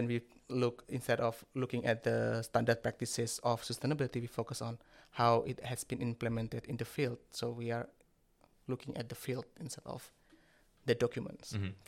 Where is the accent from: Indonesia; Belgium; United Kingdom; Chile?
Indonesia; Java; first language Javanese; English is a second language; That's my national language. My native language is Javanese language.